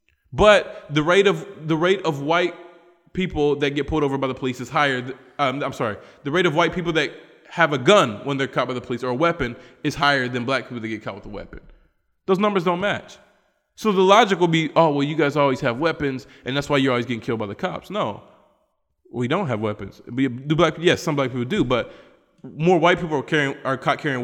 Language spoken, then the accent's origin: English; West Virginia, United States; moved away; a black American guy from West Virginia